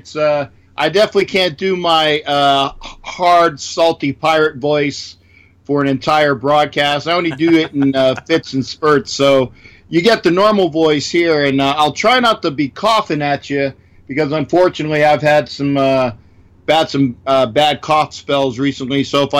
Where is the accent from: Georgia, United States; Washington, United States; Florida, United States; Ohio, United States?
Florida, United States; Orlando; And actually being in Florida, growing up in Orlando, where most of the fans were Dolphin fans at the time.